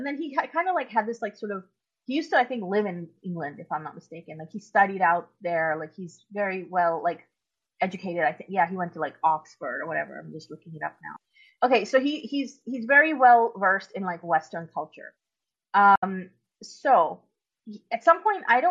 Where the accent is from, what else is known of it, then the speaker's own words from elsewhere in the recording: Pakistan; moved away; I'm originally from Pakistan. If anybody doesn't know, I was born and grew up there for my first part of my life